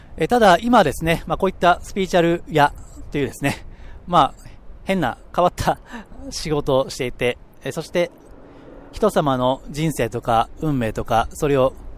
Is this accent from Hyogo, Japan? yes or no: yes; Amagasaki, Hyogo, Japan; born or raised there; moved away